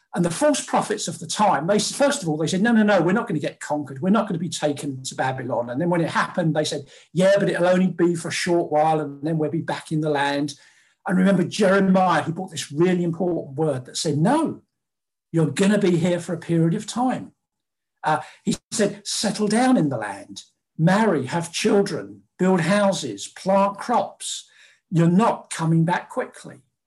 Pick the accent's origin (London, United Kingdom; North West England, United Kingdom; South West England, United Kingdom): London, United Kingdom; born and bred in South London, never been north of the Watford Gap, uh, Londoner, Briton through and through